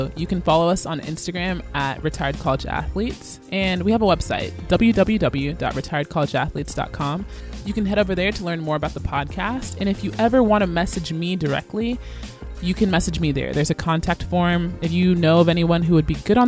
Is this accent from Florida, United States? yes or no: no; Atlanta, Georgia, United States; moved away as an adult; also born or lived in Virginia / Kansas; I'm originally from Atlanta, Georgia.